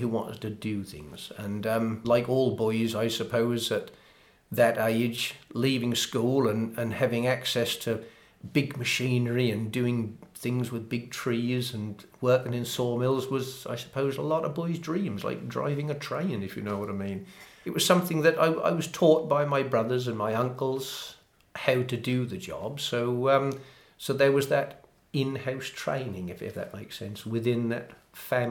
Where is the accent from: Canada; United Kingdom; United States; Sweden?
United Kingdom; Framlingham, East of England; I was born in Framlingham, which is only about 11 miles away.